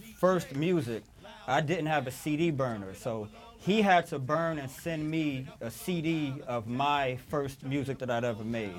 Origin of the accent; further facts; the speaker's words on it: New York City, New York, United States; also born or lived in France; I'm born and raised in Brooklyn.